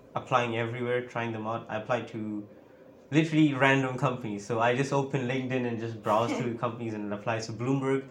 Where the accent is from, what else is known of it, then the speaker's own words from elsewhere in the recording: Mozambique; moved away as an adult; now in St Andrews, United Kingdom; I'm from Mozambique. That is like at the bottom of Africa. And that's where I started learning computer science in high school